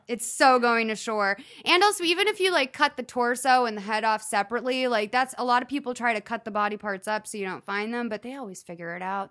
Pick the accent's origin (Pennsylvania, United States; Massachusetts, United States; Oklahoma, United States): Massachusetts, United States; Lexington; I grew up in Lexington, Massachusetts